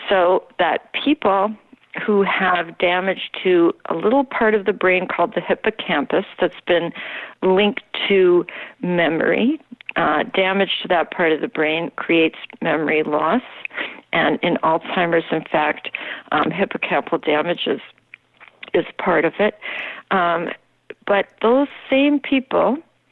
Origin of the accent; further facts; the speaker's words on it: Minnesota, United States; moved away as an adult; also born or lived in Norway / New York City; I came from Minnesota, where I had grown up almost exclusively, with a few years in Norway because my mother is Norwegian